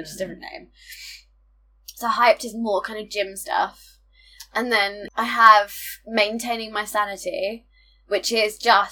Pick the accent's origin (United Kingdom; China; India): United Kingdom; We're British